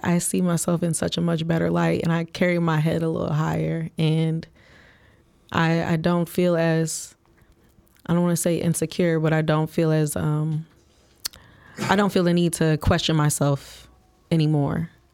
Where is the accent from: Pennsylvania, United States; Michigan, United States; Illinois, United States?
Michigan, United States; Flint; moved away as an adult; now in Chicago, United States; I'm born and raised from Flint, Michigan